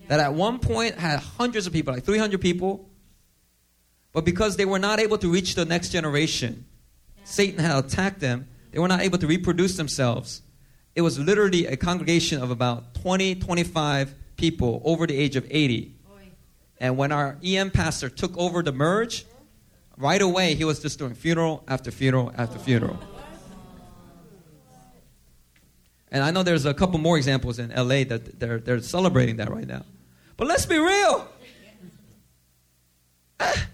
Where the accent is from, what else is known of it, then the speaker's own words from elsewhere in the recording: South Korea; moved away; I love my home country, Korea, right? I'm a U.S. citizen, but, you know, I was born in Korea